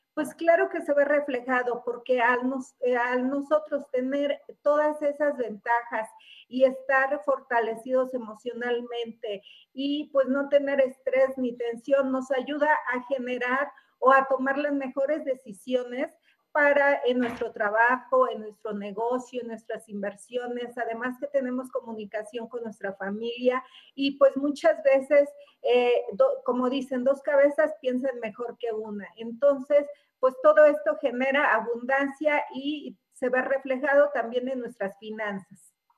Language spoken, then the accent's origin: Spanish; Mexico; los mexicanos somos muy trabajadores